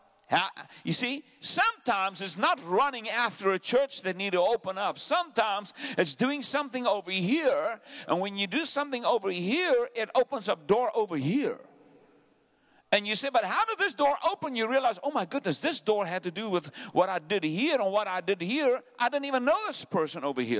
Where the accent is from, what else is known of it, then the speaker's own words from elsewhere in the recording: South Africa; also born or lived in Benoni / Pretoria; I'm a South African. I have an accent